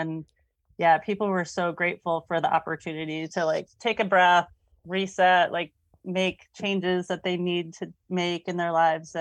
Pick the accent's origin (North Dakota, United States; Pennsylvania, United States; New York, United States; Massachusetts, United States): New York, United States; Saratoga Springs; moved away as an adult; now in Vermont, United States; I grew up near Saratoga Springs, New York